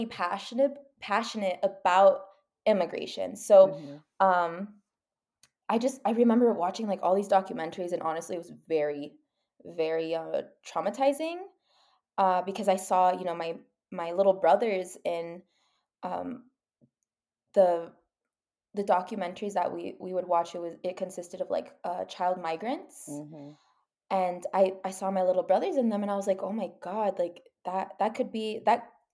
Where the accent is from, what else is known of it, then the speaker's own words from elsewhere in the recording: El Paso, Texas, United States; I'm from El Paso, Texas, which is a border city.